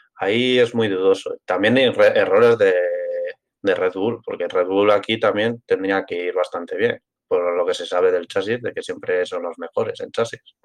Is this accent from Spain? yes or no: yes; Spain; Yo soy castellano